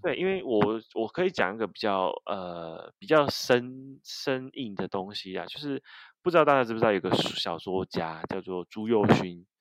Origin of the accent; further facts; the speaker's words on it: Kaohsiung, Taiwan; 因为我是高雄人，南部人啊